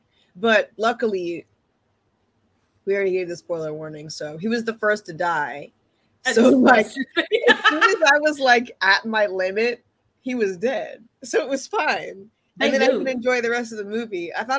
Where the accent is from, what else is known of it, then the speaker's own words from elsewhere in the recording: New York City, New York, United States; But growing up in New York City